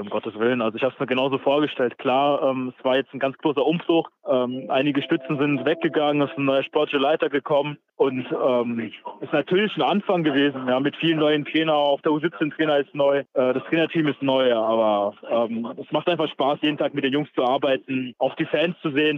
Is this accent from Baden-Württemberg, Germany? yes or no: yes; Electoral Palatinate, Baden-Württemberg, Germany; moved away as an adult; now in Erfurt, Germany; ich bin Kurpfälzer, ich komme aus Baden-Württemberg gebürtig